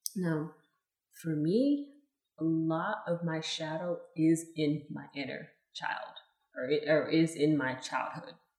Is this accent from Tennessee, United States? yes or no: no; Los Angeles, California, United States; moved away; I was born in California, Los Angeles, California